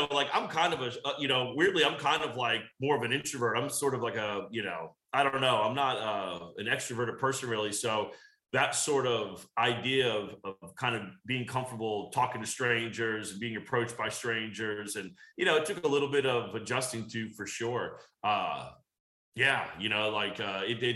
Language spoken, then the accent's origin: English; Virginia, United States; also born or lived in Georgia; now in Los Angeles, United States; I grew up in, I was born in Georgia. I grew up in Virginia